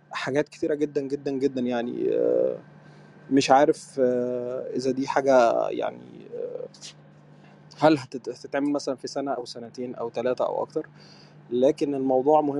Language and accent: Arabic; Egypt; now in Sudan; انا آه، … مهندس معماري بس انا مصري يعني بس عايش في السودان بقالي خمس سنين